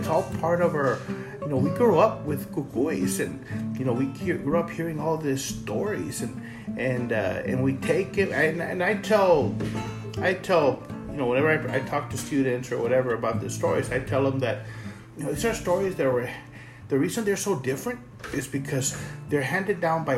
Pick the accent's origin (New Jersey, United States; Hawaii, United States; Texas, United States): Texas, United States; Rio Grande City; now in San Antonio, United States; Growing up in Rio Grande City